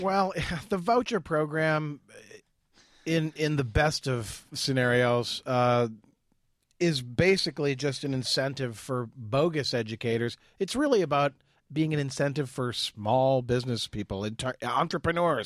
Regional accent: Ireland; as an Irishman

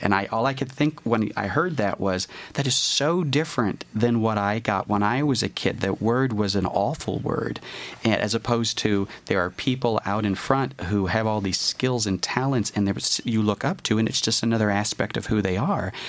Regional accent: the South, United States; I grew up in the South

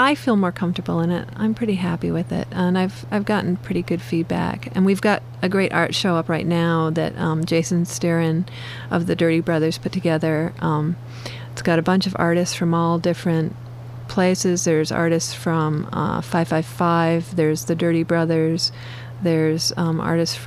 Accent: Ann Arbor, Michigan, United States; When I was a kid growing up in Ann Arbor

